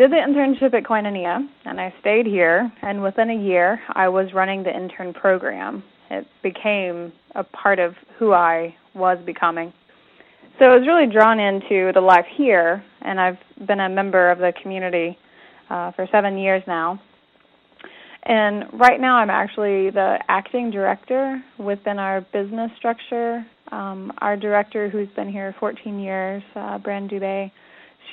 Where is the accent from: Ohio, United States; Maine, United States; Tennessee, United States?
Tennessee, United States; East; grew up in East Tennessee, the very northeast tip of the state